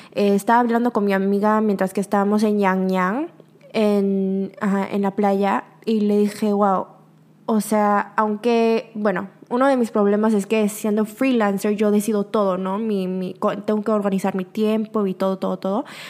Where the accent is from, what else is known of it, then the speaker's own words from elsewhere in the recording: Mexico; now in South Korea; soy de México, del extranjero, afuera de Corea, obviamente por mi acento en coreano